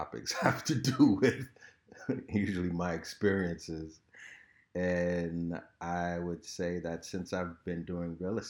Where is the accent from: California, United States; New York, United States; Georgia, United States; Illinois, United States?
New York, United States; Harlem; And I didn't know it at the time because I came from Harlem.